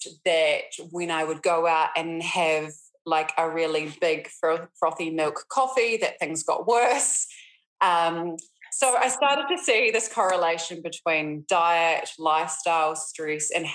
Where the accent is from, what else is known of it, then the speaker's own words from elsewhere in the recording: Christchurch, Canterbury, New Zealand; moved away as an adult; also born or lived in Auckland; loss of my hometown